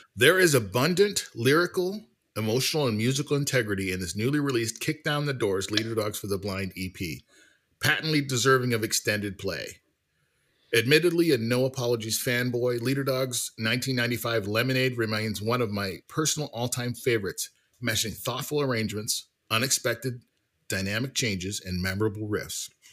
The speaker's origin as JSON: {"language": "English", "country": "Canada", "said": "I'm Canadian"}